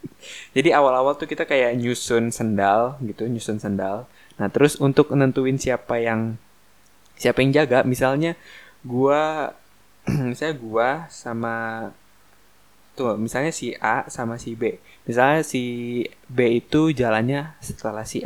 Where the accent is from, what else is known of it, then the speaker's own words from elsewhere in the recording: Jakarta, Indonesia; tapi gue dari kecil sampai sekarang tetap di Jakarta gitu gue nggak pernah nggak pernah apa namanya pindah-pindah ke luar kota gitu ya paling Depok gue udah apa pinggiran Depok pokoknya Jakarta Depok